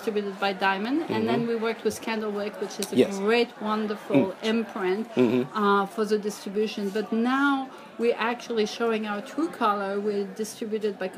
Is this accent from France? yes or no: yes; France; moved away; I grew up reading comics in France